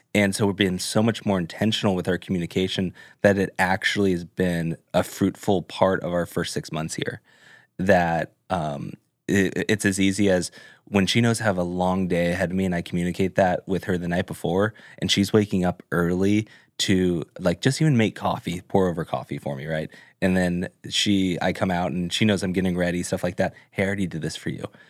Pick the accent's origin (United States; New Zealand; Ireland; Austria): United States; Orange County, California; moved away as an adult; now in Nashville, United States; I grew up in Orange County